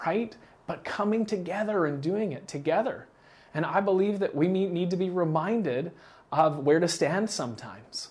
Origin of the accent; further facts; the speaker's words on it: Canada; I'm from Canada